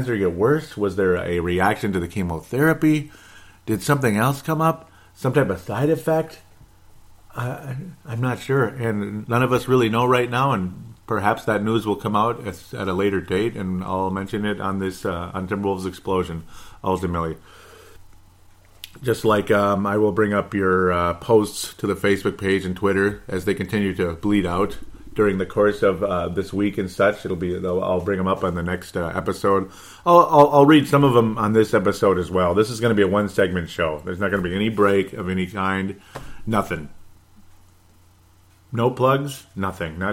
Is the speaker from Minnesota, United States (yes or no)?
yes; Golden Valley, Minnesota, United States; where I grew up in Golden Valley, Minnesota